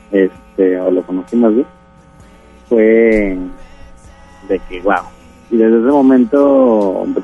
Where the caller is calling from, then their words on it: Guadalupe, Nuevo León, Mexico; Eh, de Guadalupe Nuevo.